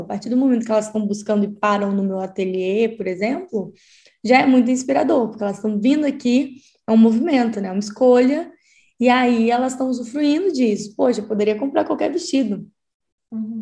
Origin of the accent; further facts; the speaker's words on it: Espírito Santo, Brazil; now in São Paulo, Brazil; Eu sou do Espírito Santo, mas atualmente eu moro em São Paulo